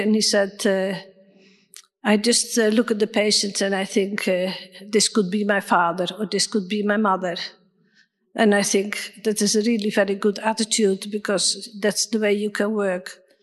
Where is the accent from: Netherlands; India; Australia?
Netherlands; moved away; I'm from Holland